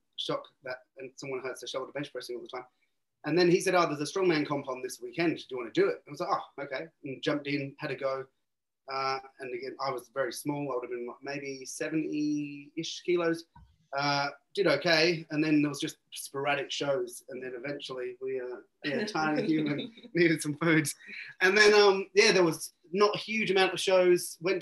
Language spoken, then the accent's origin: English; Birmingham, West Midlands, United Kingdom; moved away as an adult; also born or lived in Cornwall; now in Australia; Born in Birmingham, lived there till I was 11, moved down to Cornwall